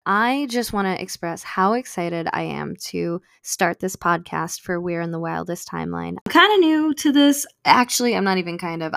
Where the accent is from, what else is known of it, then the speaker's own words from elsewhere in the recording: United States; I am American-born and raised